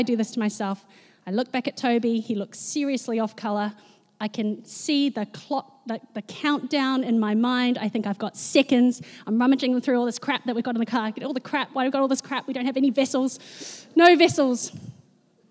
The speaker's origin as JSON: {"language": "English", "region": "Wellington", "country": "New Zealand", "tie": "born or raised there", "moved": "as an adult", "lives_now": "Auckland, New Zealand", "said": "I grew up in Wellington, very proud of that, and reluctantly moved to Auckland after high school to attend medical school"}